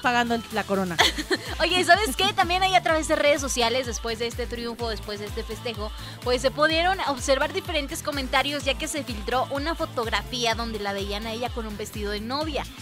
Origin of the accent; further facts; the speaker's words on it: Mexico; como mexicanos Vamos a aplaudir